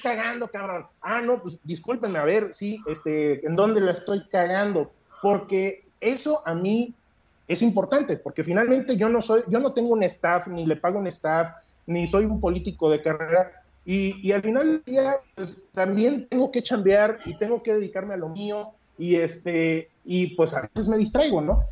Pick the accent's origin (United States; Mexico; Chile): Mexico